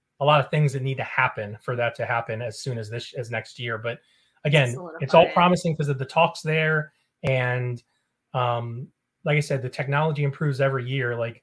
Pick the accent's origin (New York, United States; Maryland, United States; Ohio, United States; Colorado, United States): Maryland, United States; Baltimore; now in Tampa Bay, United States; I'm from Baltimore, which isn't a hockey town